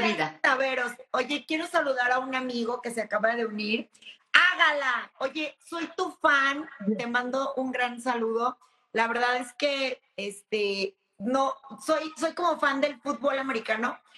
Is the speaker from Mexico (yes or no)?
yes; Mexico; como mexicanos